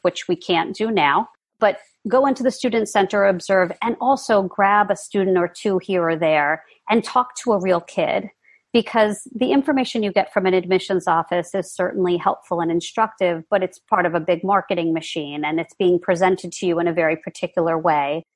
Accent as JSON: {"language": "English", "region": "New York", "country": "United States", "said": "I'm a New Yorker"}